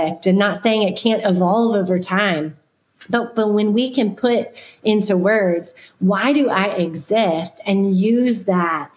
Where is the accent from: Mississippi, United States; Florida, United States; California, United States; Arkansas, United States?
Florida, United States; When I was growing up, I grew up in Florida